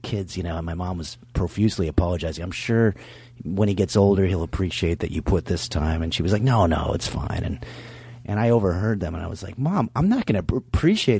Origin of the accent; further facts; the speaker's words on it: New York City, New York, United States; When I was a kid growing up in New York